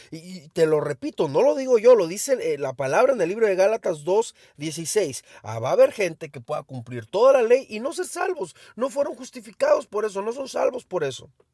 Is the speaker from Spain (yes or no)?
no; Mexico; Soy mexicano.